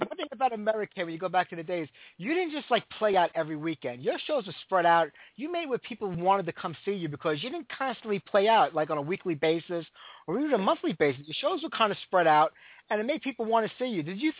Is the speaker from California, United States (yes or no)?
no; New York City, New York, United States; I'm from Bensonhurst.